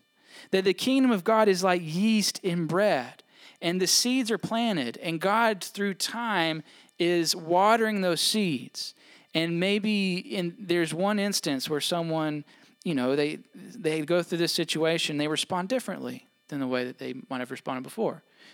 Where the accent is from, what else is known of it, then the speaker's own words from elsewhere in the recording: Mississippi, United States; I grew up in Mississippi, went to college down there.